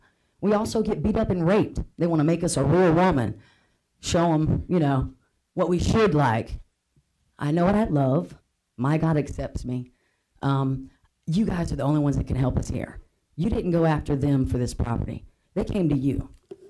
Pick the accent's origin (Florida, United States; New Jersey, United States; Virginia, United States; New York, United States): Virginia, United States; Norfolk; now in Wilson, United States; I grew up in Foundation Park, two up, two down. I currently reside in Wilson, North Carolina.